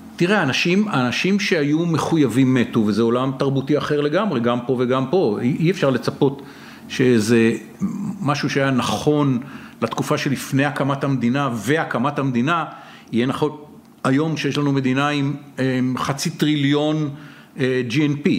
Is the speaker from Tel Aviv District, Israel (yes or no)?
yes; Tel Aviv, Tel Aviv District, Israel; והשכן שלי, דירה ממול ביד אליהו